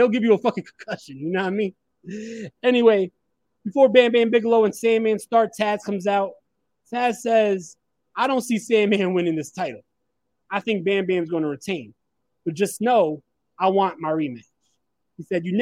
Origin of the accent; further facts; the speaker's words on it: New York, United States; I'm from New York